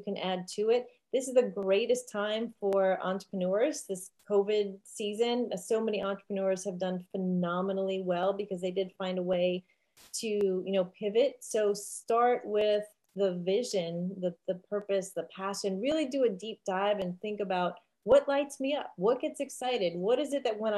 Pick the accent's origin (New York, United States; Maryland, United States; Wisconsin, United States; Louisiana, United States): New York, United States; New York City; I grew up in Staten Island, New York, and people don't think of it as being an island, but it is.